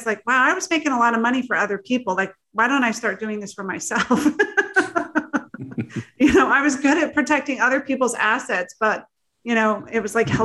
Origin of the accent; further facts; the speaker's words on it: New Jersey, United States; also born or lived in Florida; I was very fortunate to be adopted into a family out of New Jersey, a very large Italian family